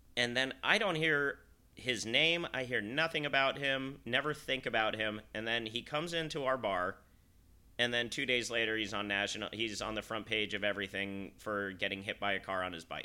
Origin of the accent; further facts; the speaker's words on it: Salt Lake City, Utah, United States; I'm from Salt Lake City